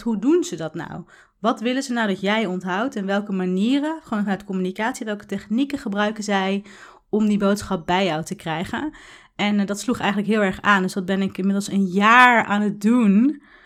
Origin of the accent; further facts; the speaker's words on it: Tiel, Gelderland, Netherlands; met mijn ouders in Tiel, waar ik ben opgegroeid